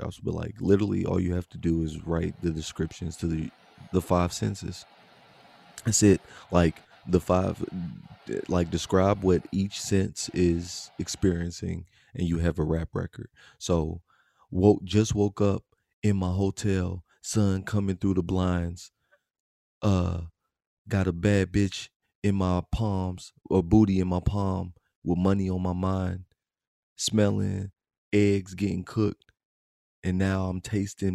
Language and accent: English; Louisville, Kentucky, United States; also born or lived in Detroit; I'm a Detroit nigga, but I claim Louisville. I'm from Louisville.